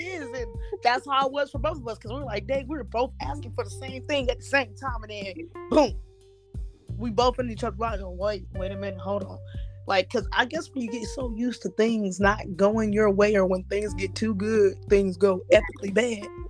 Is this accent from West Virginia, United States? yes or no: no; Las Vegas, Nevada, United States; moved away as an adult; now in Houston, United States; I love my hometown, but I just feel like Vegas don't have nothing for me